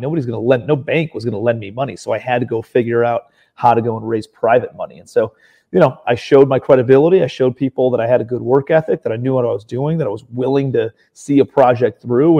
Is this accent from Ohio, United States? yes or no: yes; Cleveland, Ohio, United States; moved away as an adult; also born or lived in New York City / Charleston, South Carolina, United States; I'm from Ohio originally, Cleveland, Ohio